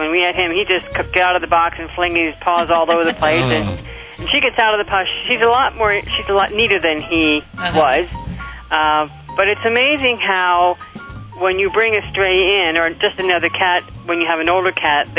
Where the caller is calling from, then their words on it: Pennsylvania, United States; I'm from Shermerkishel, Pennsylvania.